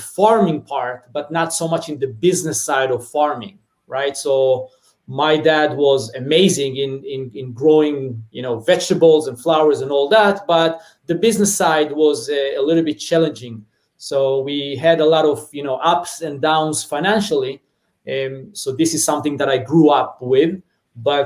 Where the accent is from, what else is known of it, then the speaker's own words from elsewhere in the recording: Israel; moved away as an adult; now in San Fernando Valley, United States; I grew up in a small, it's called Mushav